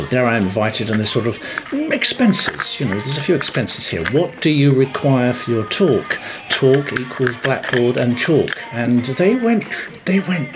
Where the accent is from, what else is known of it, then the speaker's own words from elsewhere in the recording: London, United Kingdom; I was brought up in North London